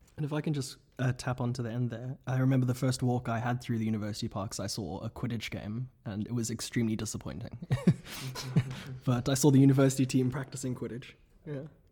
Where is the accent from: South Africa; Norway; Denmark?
South Africa; moved away as an adult; now in Oxford, United Kingdom; from South Africa at large at Lady Margaret Hall, twenty seventeen